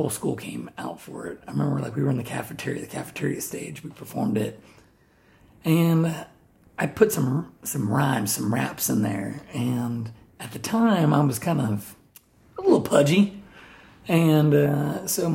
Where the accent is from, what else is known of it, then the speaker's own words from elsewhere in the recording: New Albany, Ohio, United States; also born or lived in Columbus, Ohio / Groveport, Ohio / Canal Winchester, Ohio; when I was like 6 years old, we moved to New Albany, Ohio